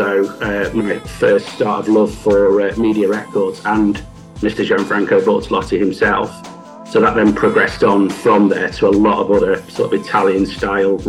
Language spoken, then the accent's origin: English; Manchester, North West England, United Kingdom; I'm not a Yorkshireman. I'm a Mancunian